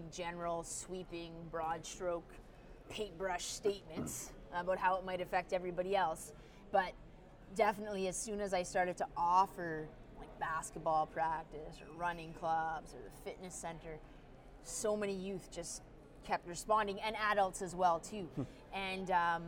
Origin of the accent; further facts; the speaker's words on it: Canada; also born or lived in Canada's North; as a Canadian